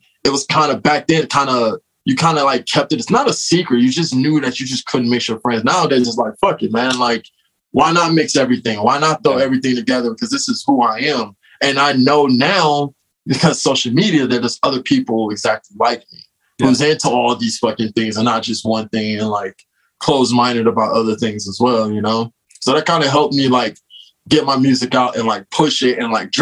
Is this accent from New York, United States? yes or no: no; Los Angeles, California, United States; I'm, like, from L.A. I'm from Venice. I'm, like, a West Side kid